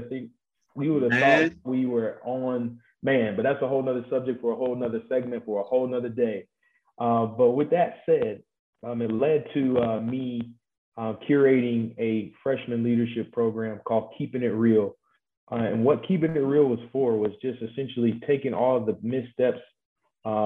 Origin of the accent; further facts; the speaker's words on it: Tallahassee, Florida, United States; I am from the best city in the US of A. That is the Tallahassee, Florida.